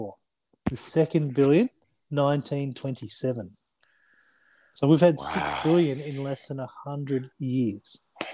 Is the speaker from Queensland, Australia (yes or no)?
yes; Gold Coast, Queensland, Australia; I am from the Gold